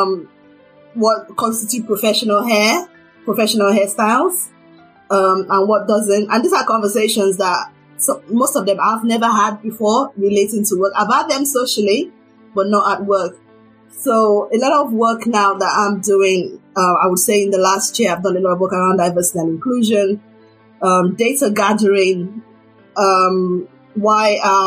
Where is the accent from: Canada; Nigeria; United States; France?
Nigeria; being a Nigerian